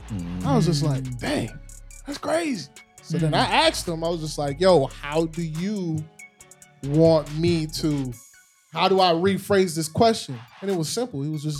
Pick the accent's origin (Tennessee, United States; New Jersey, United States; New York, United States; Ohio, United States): New York, United States; I'm from New York, so, you know, we got this real cutthroat kind of vibe about us.